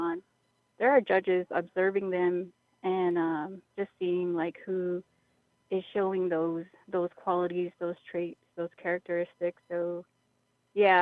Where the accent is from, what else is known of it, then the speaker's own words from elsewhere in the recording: San Carlos, Arizona, United States; now in White River, United States; I'm from San Carlos, but I work in White River, so I live within the White River area.